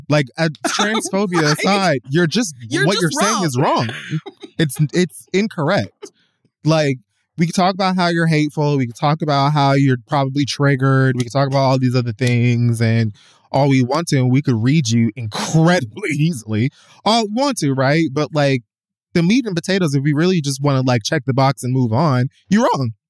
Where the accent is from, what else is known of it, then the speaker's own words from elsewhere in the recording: Jamaica; But I'm like Jamaican.